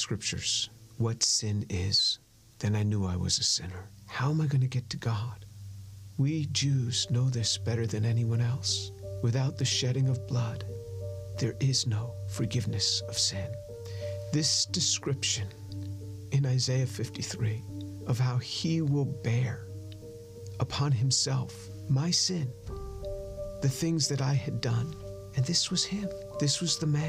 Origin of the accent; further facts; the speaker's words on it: New York, United States; I grew up just outside of New York City